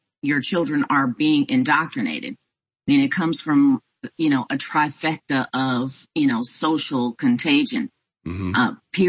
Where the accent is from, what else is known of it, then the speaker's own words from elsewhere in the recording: Houston, Texas, United States; now in Houston, United States; my hometown of Houston, Texas